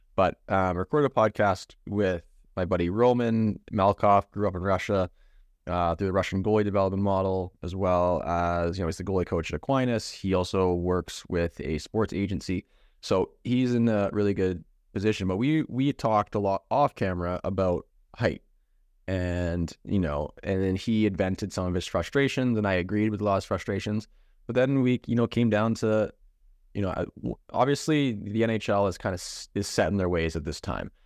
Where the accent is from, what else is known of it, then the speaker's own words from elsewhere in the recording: Canada; growing up in Canada